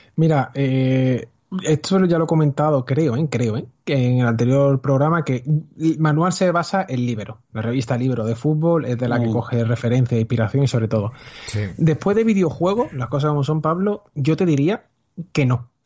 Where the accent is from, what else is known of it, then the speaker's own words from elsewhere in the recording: Seville, Andalusia, Spain; quiero producir dentro de mi tierra. O sea, quiero quedarme aquí, no quiero ser otro de los que emigre